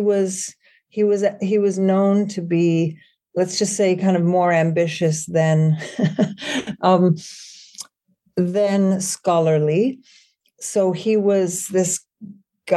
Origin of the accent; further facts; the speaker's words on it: Sweden; moved away as an adult; also born or lived in New York City, United States; now in United States; I was born in New York City, but then had most of my childhood in Sweden from the age of 11 to 18, then returned to the States